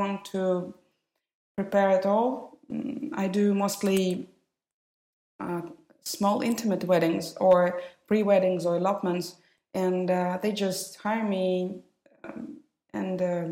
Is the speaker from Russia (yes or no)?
yes; Moscow, Russia; English is a second language; All my 20 years I spent in Moscow, studying there. I was born there